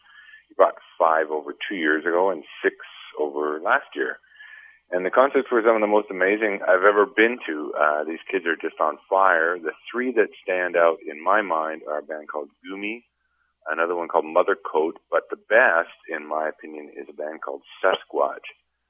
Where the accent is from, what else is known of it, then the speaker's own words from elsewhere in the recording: Toronto, Ontario, Canada; I'm from Toronto